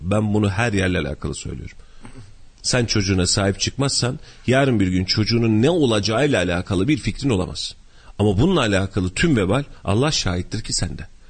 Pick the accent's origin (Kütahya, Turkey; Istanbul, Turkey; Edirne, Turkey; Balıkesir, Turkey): Kütahya, Turkey; ben de köylüyüm aslında